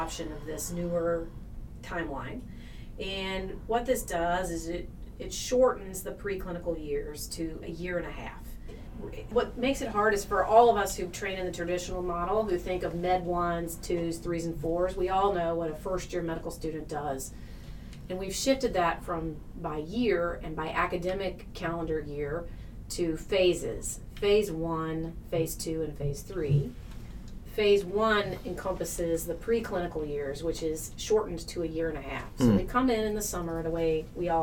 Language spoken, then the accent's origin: English; Tennessee, United States; moved away as an adult; now in Wisconsin, United States; although I'm originally from Tennessee